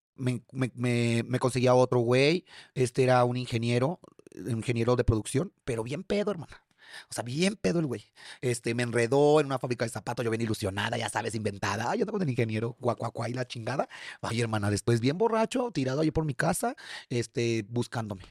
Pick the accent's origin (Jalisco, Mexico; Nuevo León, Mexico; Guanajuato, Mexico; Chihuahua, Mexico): Guanajuato, Mexico; León; moved away as an adult; also born or lived in Mexico City; me tuve que regresar nuevamente a la Ciudad de León